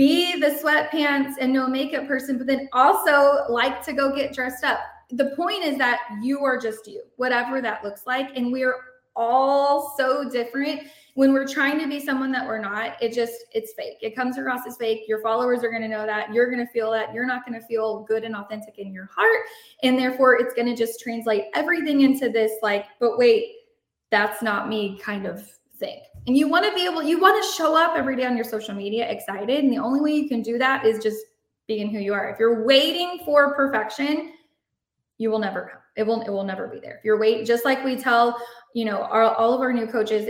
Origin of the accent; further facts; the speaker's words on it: Shiner, Texas, United States; I'm from Shiner, Texas. I don't know if you know anything about Shiner, but it is literally a drop in the bucket, tiny town, 2,000 people.